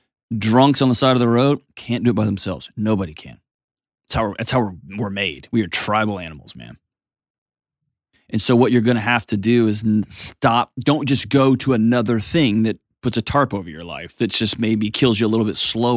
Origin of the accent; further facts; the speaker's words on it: San Antonio, Texas, United States; because I'm freaking … from San Antonio, dude.